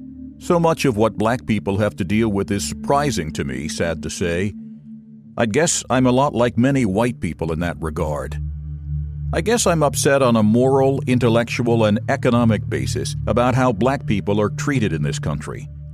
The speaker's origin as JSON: {"language": "English", "region": "Maine", "country": "United States", "tie": "born or raised there", "also_born_or_lived": "the South", "moved": "yes", "lives_now": "Washington, D.C., United States", "said": "I'm white, 62, and I live in the D.C. area. I was born and raised in Maine, at that time and today, the whitest state in the nation."}